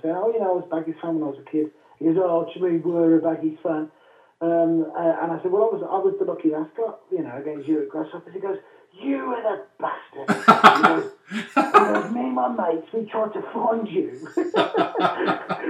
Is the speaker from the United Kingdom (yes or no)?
yes; West Midlands, United Kingdom; I was from the West Midlands